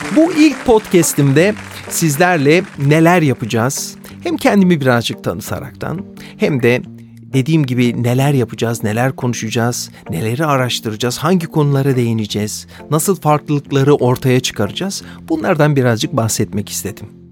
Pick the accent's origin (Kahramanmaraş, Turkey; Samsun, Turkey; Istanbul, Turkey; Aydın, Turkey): Istanbul, Turkey; moved away as an adult; now in Zurich, Switzerland; günümüz adıyla İstanbul'da dünyaya gelmişim.